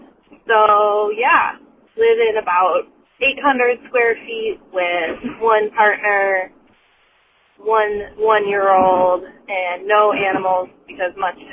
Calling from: Minneapolis, Minnesota, United States; I'm calling from Minneapolis, Minnesota

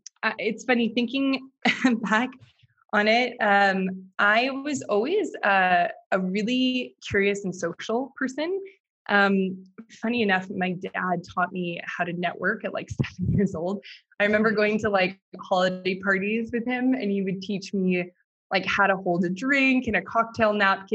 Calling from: Paris, Île-de-France, France; I am calling in from Paris, back home, or one of my homes

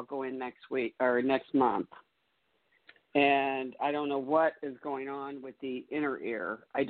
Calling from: Indianapolis, Indiana, United States; I'm calling from Indianapolis, Indiana.

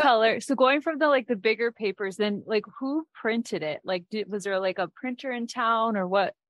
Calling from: Minneapolis, Minnesota, United States; I'm calling in from Minneapolis.

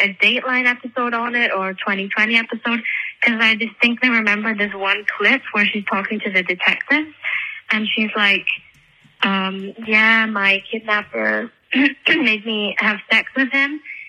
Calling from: Switzerland; I'm calling from Switzerland.

